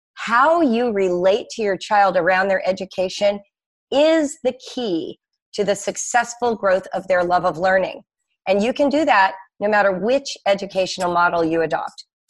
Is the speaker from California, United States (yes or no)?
yes; Los Angeles, California, United States; also born or lived in Morocco / France; now in Cincinnati, United States; mostly, I grew up in Los Angeles